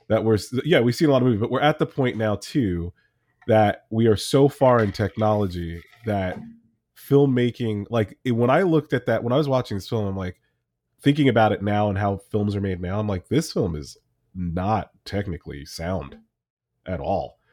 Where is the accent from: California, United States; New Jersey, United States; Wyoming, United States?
New Jersey, United States; I grew up in Jersey